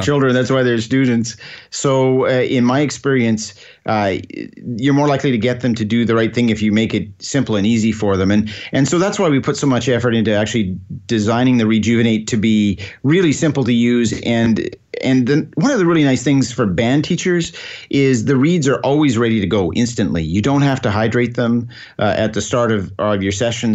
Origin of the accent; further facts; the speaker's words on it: Scotland, United Kingdom; now in Alberta, Canada; Being, being Scottish